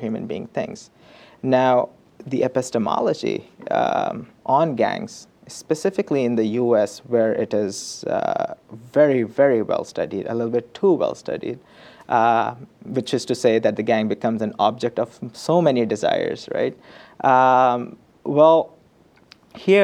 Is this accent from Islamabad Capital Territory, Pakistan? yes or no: no; Karachi, Sindh, Pakistan; moved away; I went to my hometown. My field site is where I grew up, which is the city of Karachi